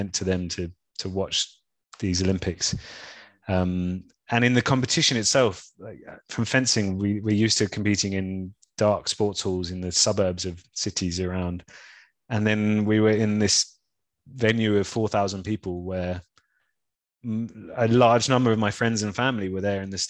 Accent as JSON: {"language": "English", "region": "London", "country": "United Kingdom", "tie": "born or raised there", "also_born_or_lived": "Brighton", "said": "I'm from London. Grew up and spent my whole life up until that point in London, except for a few years at uni in Brighton."}